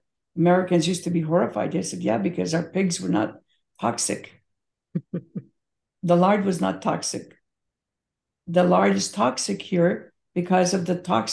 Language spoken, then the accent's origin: English; Belgrade, Serbia; moved away; I was born in Belgrade, former Yugoslavia, now Serbia. My mother, when I was a child, used to go to the open air market